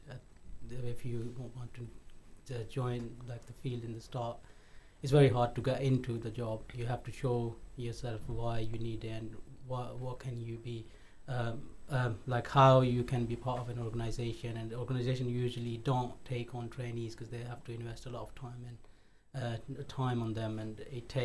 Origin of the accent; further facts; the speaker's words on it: Pakistan; now in United Kingdom; I'm originally from Pakistan